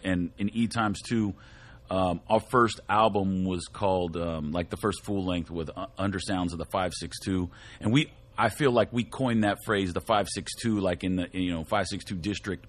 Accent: Whittier, California, United States; We're all from Whittier

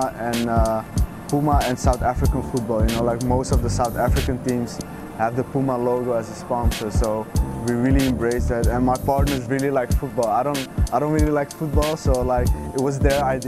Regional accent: Amsterdam, North Holland, Netherlands; growing up in Amsterdam, having that European mentality

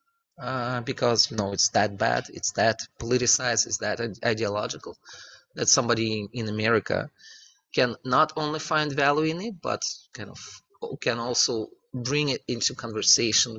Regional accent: northern Russia, Russia; I'm from North Russia

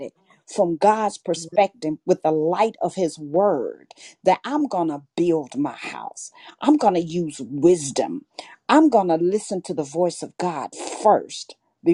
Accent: Arkansas, United States; I was born and raised in Arkansas. So I'm a country girl from the rooter to the tooter.

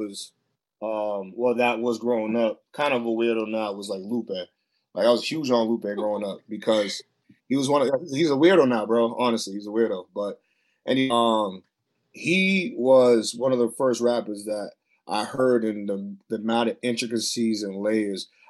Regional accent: Boston, Massachusetts, United States; I'm from Boston, but you know, Mattapan is where I'm from

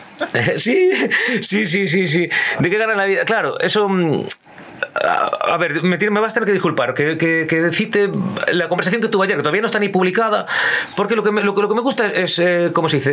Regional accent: Ourense, Galicia, Spain; yo que soy una persona de Orense

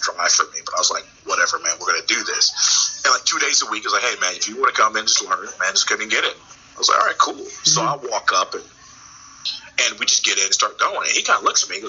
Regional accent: White Plains, New York, United States; moved away as an adult; I'm originally from New York, from White Plains, Mount Vernon area, Westchester mm-hmm. County. Came down here kind of to go to school, and I never really left

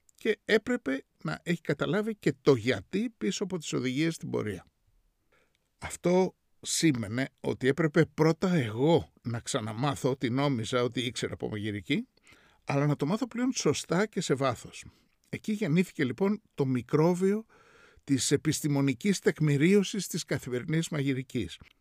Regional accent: Greece; moved away as an adult; also born or lived in New York; μεγαλώνοντας στην Ελλάδα

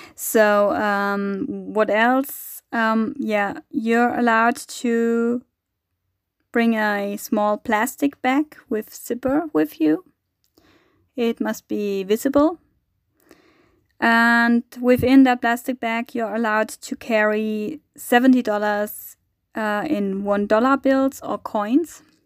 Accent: Germany; I'm coming from Germany, from Europe

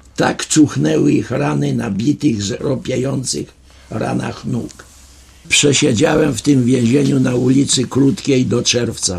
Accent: Lublin, Lublin Voivodeship, Poland; Byłem ja z Lublina

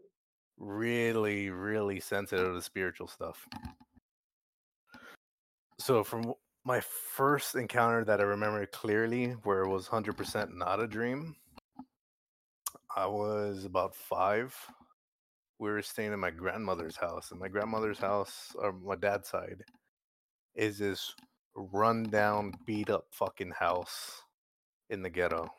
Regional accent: San Antonio, Texas, United States; I'm from San Antonio

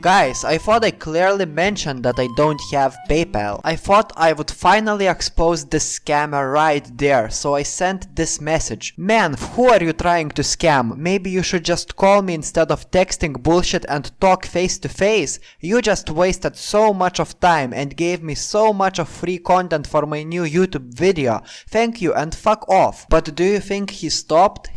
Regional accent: Lithuania; I'm Lithuanian.

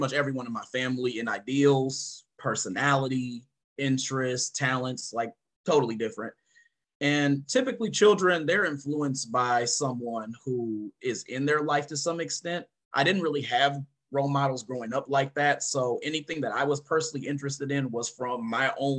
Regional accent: Oak Park, Michigan, United States; So I grew up in Oak Park, Michigan

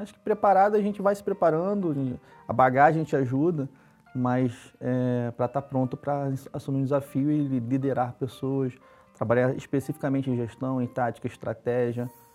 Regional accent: Rio de Janeiro, Brazil; Sou carioca, né, da Gema, nasci na zona norte do Rio de Janeiro

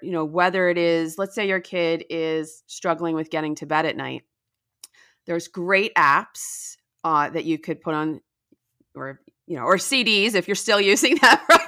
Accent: New Jersey, United States; moved away as an adult; also born or lived in Washington, D.C.; now in Palm Beach County, Florida, United States; I grew up in New Jersey

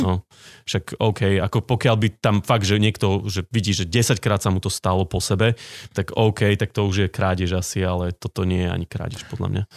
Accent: Socovce, Žilina Region, Slovakia; also born or lived in Martin; chodil som na gymnázium do Martina, ale vyrastal som v Socovciach

